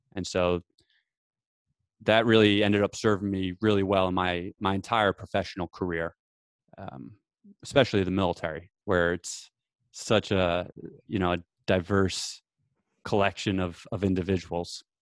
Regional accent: New Jersey, United States; I grew up in New Jersey

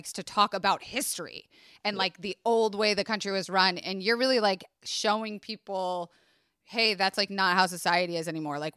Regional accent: Tampa, Florida, United States; I grew up in Tampa, Florida, which is a very conservative, leaning Republican, Southern, hospitality

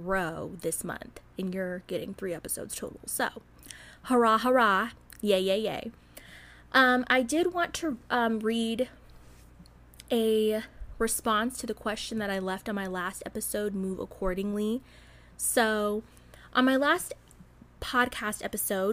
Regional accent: Southern Illinois, United States; accent: Midwestern; moved away; as somebody who's from Southern Illinois, no, I'm not from Chicago

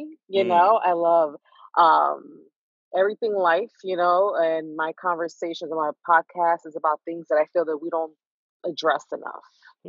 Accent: New York City, New York, United States; I was born and raised in East New York, Brooklyn. Mm-hmm. The hood. The best way of adding to that is I wasn't too far from where … grew up.

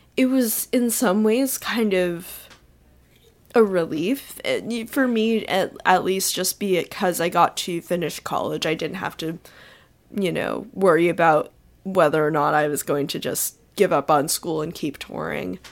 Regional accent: northern New Jersey, United States; now in Iowa City, United States; I live in Iowa City right now, um, but I grew up in, uh, northern New Jersey

